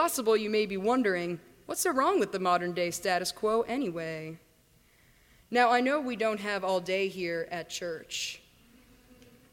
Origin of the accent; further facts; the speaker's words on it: Virginia, United States; moved away; also born or lived in India; the rolling Appalachians near to where I grew up in Virginia.